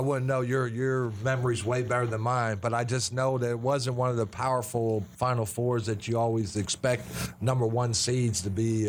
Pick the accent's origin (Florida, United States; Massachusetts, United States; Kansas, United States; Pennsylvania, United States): Pennsylvania, United States; Lebanon; moved away as an adult; now in Kentucky, United States; growing up in Lebanon, Pennsylvania was uh, was a wonderful time, and I look back on it and uh, uh, just very fortunate that I had the supporting cast that I had, the people from my hometown